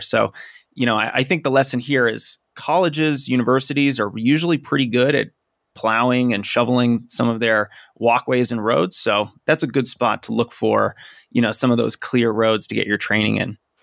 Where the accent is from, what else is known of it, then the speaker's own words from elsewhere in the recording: Boston, Massachusetts, United States; now in Denver, United States; my hometown is Boston